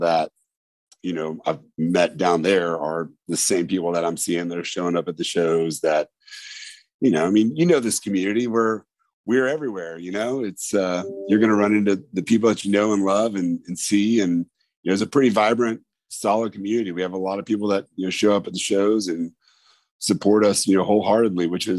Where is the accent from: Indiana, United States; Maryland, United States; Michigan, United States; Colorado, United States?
Indiana, United States; moved away as an adult; I'm originally from Indiana, moved down here in 2000.